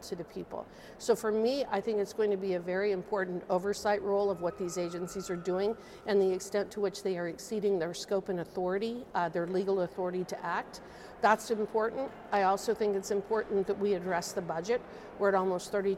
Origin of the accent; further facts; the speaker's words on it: Fort Laramie, Wyoming, United States; I grew up on a ranch outside of Fort Laramie.